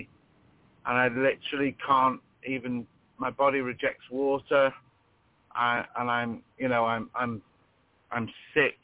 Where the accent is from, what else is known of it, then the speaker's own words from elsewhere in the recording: United Kingdom; I'm from the UK, if you gather with my accent